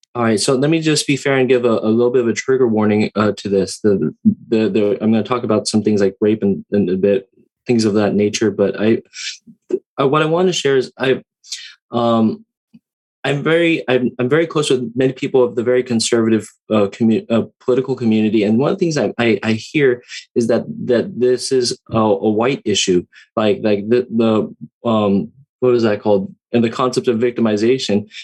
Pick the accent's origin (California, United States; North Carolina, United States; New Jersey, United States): California, United States; Santa Ana; moved away; also born or lived in Hawaii; growing up um, in uh, Orange and Santa Ana, California